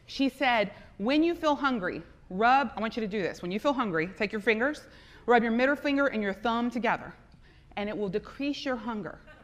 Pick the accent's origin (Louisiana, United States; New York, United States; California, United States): Louisiana, United States; South; I am from South Louisiana. My family is Lebanese.